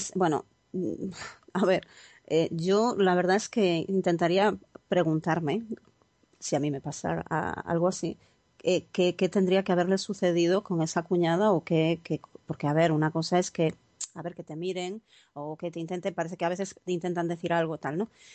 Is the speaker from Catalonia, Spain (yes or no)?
no; Galicia, Spain; como buena gallega